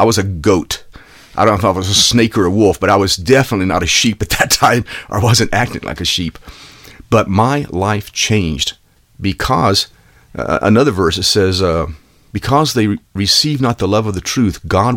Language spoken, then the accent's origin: English; Texas, United States; I grew up in Texas